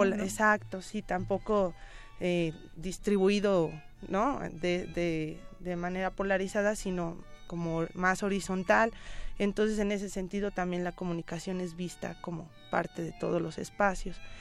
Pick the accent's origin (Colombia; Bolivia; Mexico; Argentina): Mexico; todas y todos como mexicanos